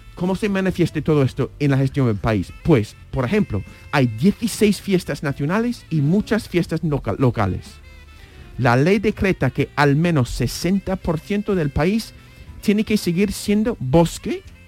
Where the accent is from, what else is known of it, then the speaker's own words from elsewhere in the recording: United States; moved away; como estadounidense me crié